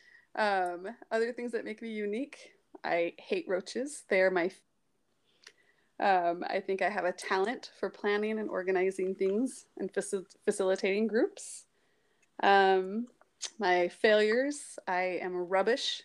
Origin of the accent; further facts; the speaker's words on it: St. Louis, Missouri, United States; moved away as an adult; also born or lived in American Fork, Utah / Pleasant Grove, Utah / Provo, Utah / Zimbabwe; I grew up in St. Louis, Missouri